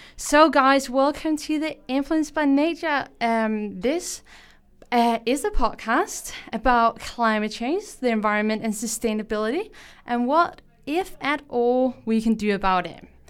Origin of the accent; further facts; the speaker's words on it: Denmark; English is a second language; moved away as an adult; now in Canberra, Australia; I am not from here, and probably also what you can hear on my accent. I am from Denmark